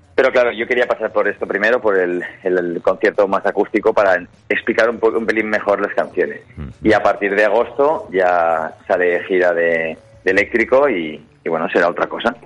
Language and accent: Spanish; Gandia, Valencian Community, Spain; nosotros somos de Gandía